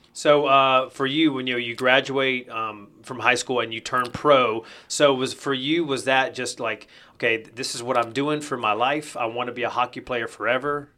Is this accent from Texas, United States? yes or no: no; North Carolina, United States; moved away as an adult; now in Georgia, United States; I grew up in North Carolina, so I played basketball pretty much on a daily basis.